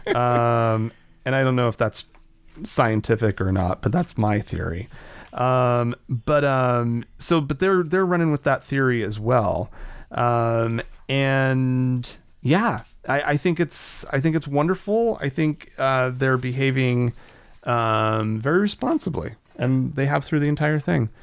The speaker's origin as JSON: {"language": "English", "region": "Oklahoma", "country": "United States", "tie": "born or raised there", "said": "growing up in Oklahoma"}